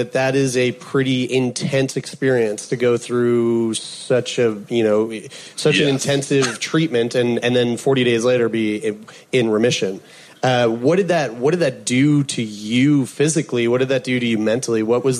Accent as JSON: {"language": "English", "region": "Newfoundland and Labrador", "country": "Canada", "said": "I'm from Newfoundland"}